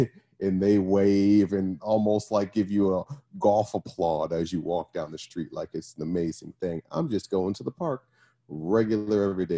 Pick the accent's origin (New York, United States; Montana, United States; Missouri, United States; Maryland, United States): New York, United States; Brooklyn; now in Arizona, United States; I am from Brooklyn, New York, originally. By way of lots of other places, just landed in Arizona.